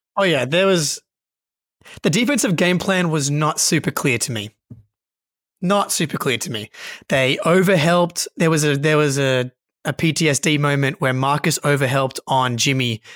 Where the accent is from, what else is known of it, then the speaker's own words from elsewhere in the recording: Australia; Just a couple of boys from Australia